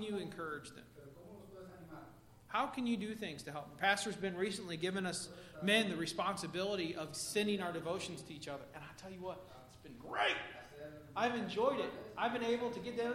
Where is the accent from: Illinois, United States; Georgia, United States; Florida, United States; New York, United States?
Illinois, United States; Pax; I grew up in a little town called Pax, Illinois